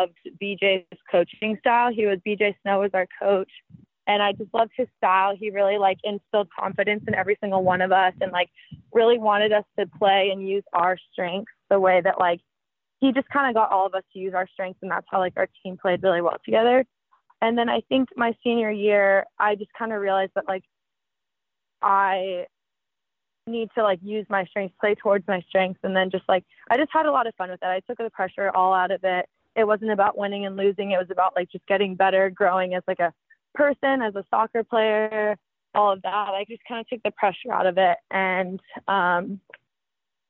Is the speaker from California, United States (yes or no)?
yes; San Diego, California, United States; moved away as an adult; also born or lived in Clemson; I'm from San Diego